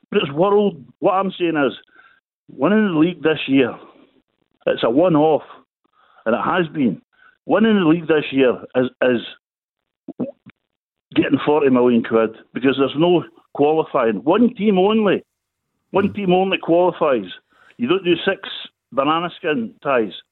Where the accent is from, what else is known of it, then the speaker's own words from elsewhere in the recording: West Coast, Scotland, United Kingdom; uh, only I'm from the West Coast.